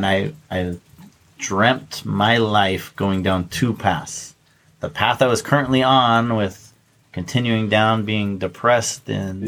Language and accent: English; Orem, Utah, United States; moved away as an adult; also born or lived in Arizona; now in Hawaii, United States; I was born and raised in Utah